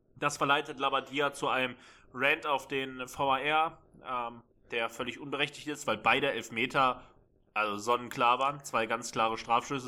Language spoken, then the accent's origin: German; Berlin, Germany; ich als Berliner, der nicht weit weg der Alten Försterei ist